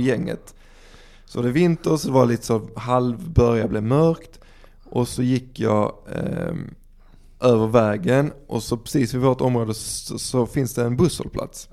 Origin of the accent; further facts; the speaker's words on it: Dalby, Skåne, Sweden; Vi växte upp i Dalby